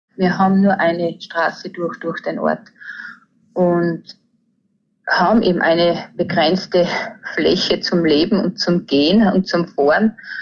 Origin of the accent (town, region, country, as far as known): Hallstatt, Upper Austria, Austria; born or raised there